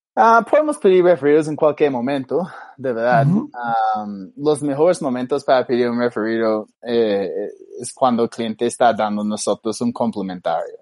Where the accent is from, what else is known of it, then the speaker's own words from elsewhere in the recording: Australia; Spanish is a second language; now in Bogotá, Colombia; yo soy australiano